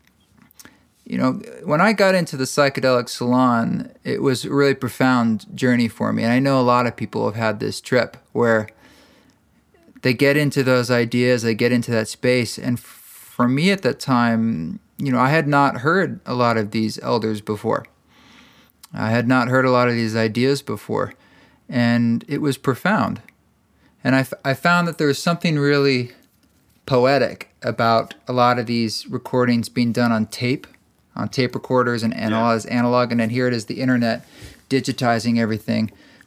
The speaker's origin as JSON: {"language": "English", "area": "the Northwest", "region": "Pacific Northwest", "country": "United States", "tie": "born or raised there", "moved": "yes", "lives_now": "Utah, United States", "said": "growing up in the Northwest"}